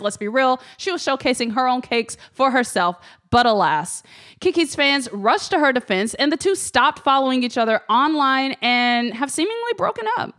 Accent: Memphis, Tennessee, United States; growing up in Memphis

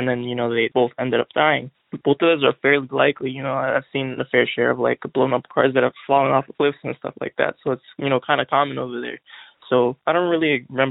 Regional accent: Illinois, United States; I'm from Illinois

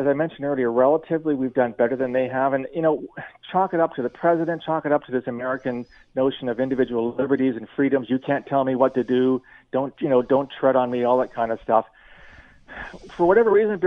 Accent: London, Ontario, Canada; I'm born and raised in London, so I get the whole tourism thing in southwestern Ontario

